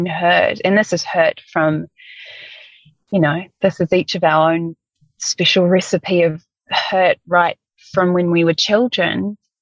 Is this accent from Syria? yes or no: no; New Zealand; moved away; we're both from New Zealand